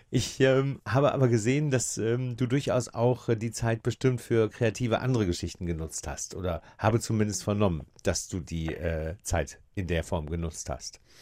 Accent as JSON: {"language": "German", "town": "Osnabrück", "region": "Lower Saxony", "country": "Germany", "said": "ich bin aus Nabrücker"}